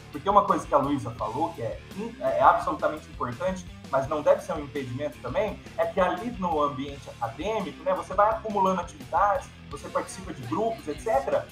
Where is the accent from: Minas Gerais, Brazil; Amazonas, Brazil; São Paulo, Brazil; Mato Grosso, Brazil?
São Paulo, Brazil; Campinas; eu sou de Campinas mesmo